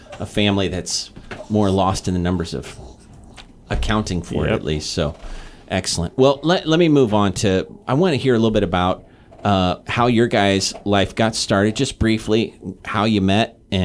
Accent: Kansas City, Missouri, United States; also born or lived in East Coast; now in Guam; I'm from the Midwest, and so our history in Missouri, for example, in Kansas City

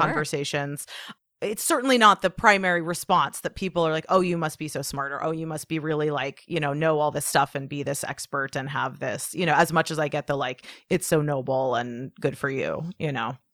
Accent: Portland, United States; my hometown, you know, of Portland

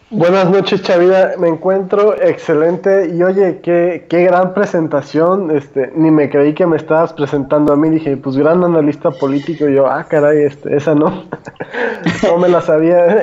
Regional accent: Guadalajara, Jalisco, Mexico; Yo todavía que soy de Guadalajara

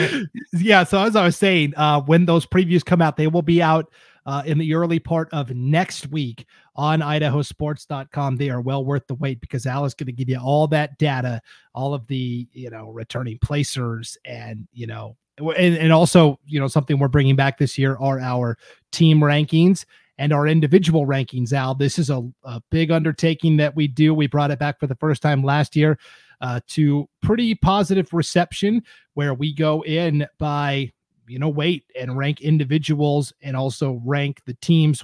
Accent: Stevensville, Montana, United States; I grew up in Montana, small town called Stevensville

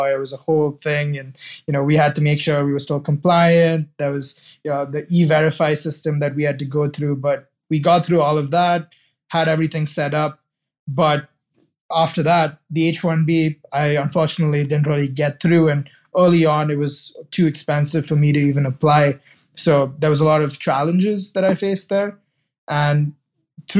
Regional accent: Dubai, United Arab Emirates; moved away as an adult; also born or lived in Kerala, India (ancestry); now in Cleveland, United States; I was born in Dubai, raised there

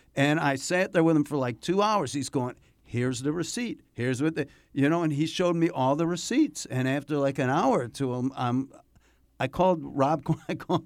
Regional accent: Chicago, Illinois, United States; moved away; I'm from Chicago

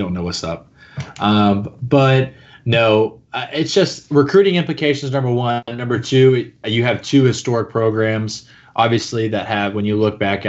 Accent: Georgia, United States; I'm probably different than the typical Florida fan just because I grew up in Georgia.

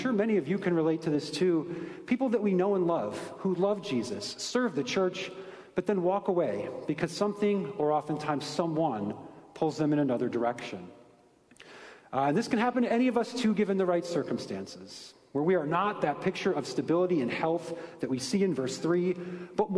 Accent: Ohio, United States; I'm from Ohio, but contrary to popular opinion, I did not grow up on a farm

